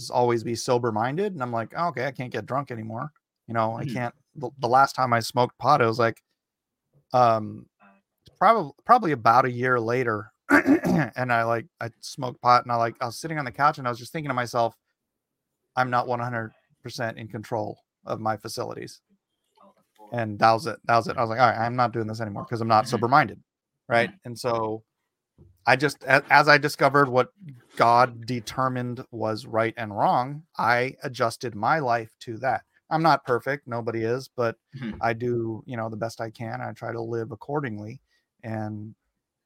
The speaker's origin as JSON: {"language": "English", "country": "United States", "tie": "born or raised there", "said": "we live in America"}